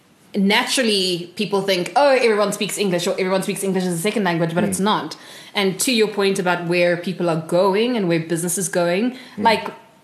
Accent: South Africa; growing up in South Africa.

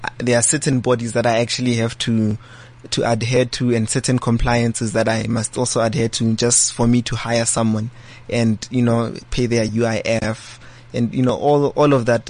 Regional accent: Boksburg, Gauteng, South Africa; also born or lived in Soweto; So I'm from Boksburg. That's where I grew up. I was born in Soweto and then moved to Boksburg at a young age.

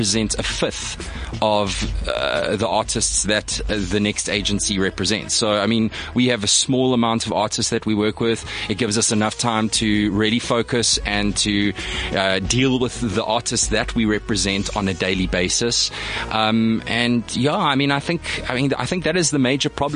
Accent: Durban, KwaZulu-Natal, South Africa; moved away as an adult; also born or lived in Johannesburg; I born and bred in Durban. I moved up to Joburg

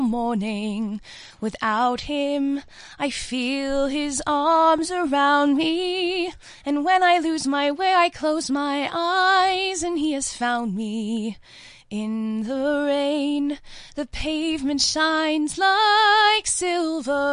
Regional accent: Johannesburg, Gauteng, South Africa; I'm from Joburg, born and bred here.

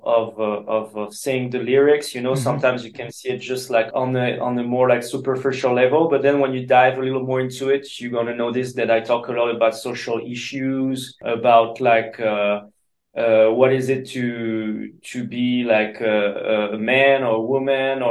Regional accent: France; English is a second language

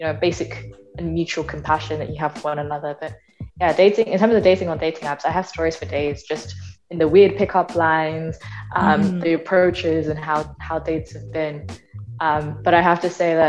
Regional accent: London, United Kingdom; moved away as an adult; So I'm born and raised in London, UK.

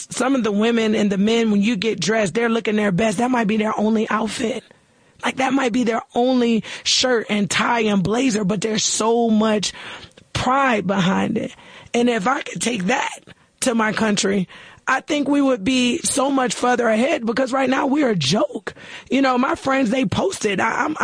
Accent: United States; as an American

